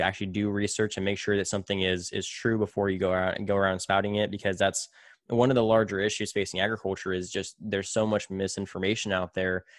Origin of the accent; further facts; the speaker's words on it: Tulare, California, United States; moved away; back in my hometown of Tulare